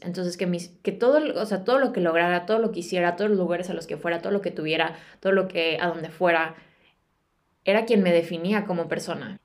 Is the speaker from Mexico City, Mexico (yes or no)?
no; Guadalajara, Jalisco, Mexico; moved away as an adult; also born or lived in United States; now in England, United Kingdom; Yo soy de Guadalajara, soy de México